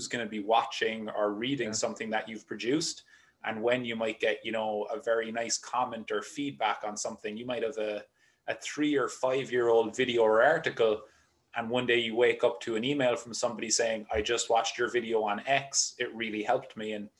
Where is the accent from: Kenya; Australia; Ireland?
Ireland; Cork, Munster; moved away as an adult; also born or lived in Limerick, Ireland; now in United States; I grew up in Cork in Ireland, which is the very southern tip of the island